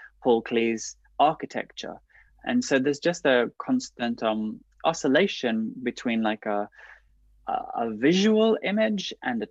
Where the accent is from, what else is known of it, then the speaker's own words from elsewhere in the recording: Liverpool, North West England, United Kingdom; moved away; I had quite a rich cultural upbringing growing up in Liverpool